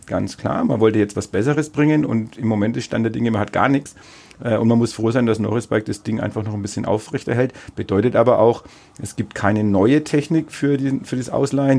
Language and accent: German; Bad Windsheim / Neustadt an der Aisch, Bavaria, Germany; aus meinem Heimatort äh, auch berichten. Also selbst in Bad Windsheim, genauso wie in Neustadt-Eich.